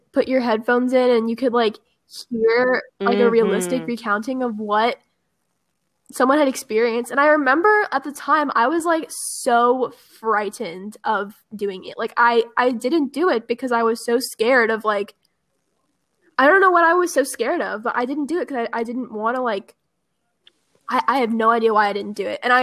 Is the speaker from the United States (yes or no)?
yes; Georgia, United States; my home state